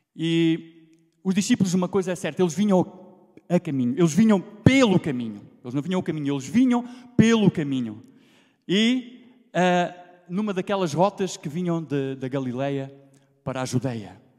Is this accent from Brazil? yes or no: no; Alentejo, Portugal; accent: Alentejano; minha pronúncia lentejana, porque eu vou mantê-la sempre